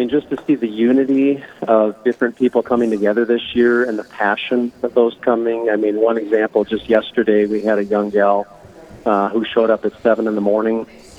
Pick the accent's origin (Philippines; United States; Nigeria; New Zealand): United States; Sioux Falls, South Dakota; also born or lived in Chicago; I grew up around Sioux Falls on a farm just west of here